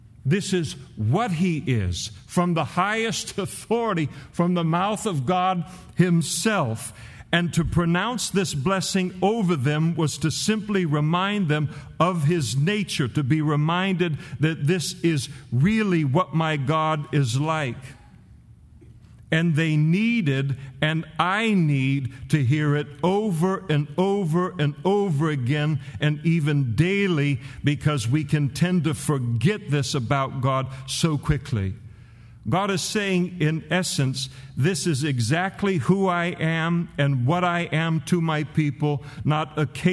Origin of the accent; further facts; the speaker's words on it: California, United States; As a California boy